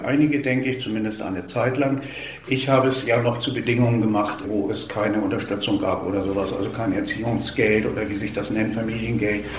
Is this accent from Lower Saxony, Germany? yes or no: yes; Lower Saxony, Germany; moved away as an adult; now in Schleswig-Holstein, Germany; ich komme, wie gesagt, aus Niedersachsen.